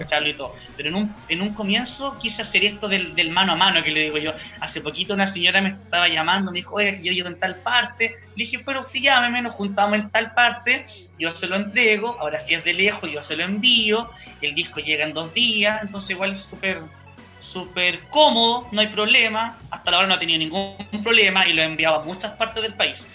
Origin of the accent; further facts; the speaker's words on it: San Carlos, Ñuble, Chile; yo vengo de San Carlos Ñuble, cuna, cuna de la gran …